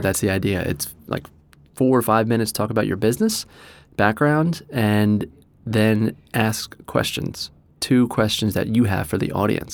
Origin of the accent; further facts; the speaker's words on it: New Jersey, United States; moved away as an adult; also born or lived in Australia; now in Doylestown, United States; I'm from New Jersey originally